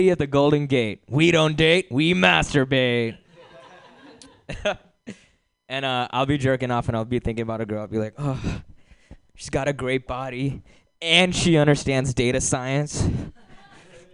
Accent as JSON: {"language": "English", "town": "Hyderabad", "region": "Telangana", "country": "India", "tie": "born or raised there", "moved": "as an adult", "lives_now": "United States"}